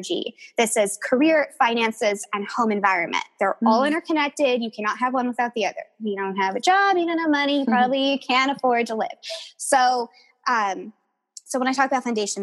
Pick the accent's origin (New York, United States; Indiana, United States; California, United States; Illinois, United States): California, United States; Southern; I was born and raised in Southern California